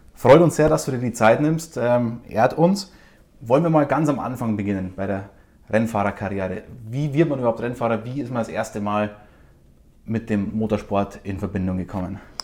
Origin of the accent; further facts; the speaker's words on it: Austria; accent: Austrian; das Österreichische